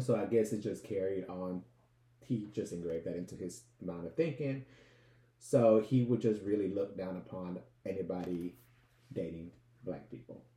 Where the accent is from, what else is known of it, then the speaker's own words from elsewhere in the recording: Los Angeles, California, United States; we grew up in South LA, you know, Compton, Inglewood, that whole area